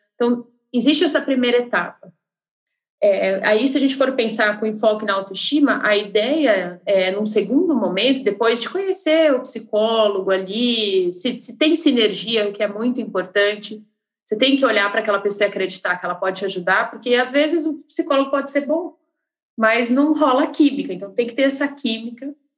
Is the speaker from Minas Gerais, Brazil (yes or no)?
no; Curitiba, Paraná, Brazil; now in Belo Horizonte, Brazil; eu sou curitibana, mas moro em BH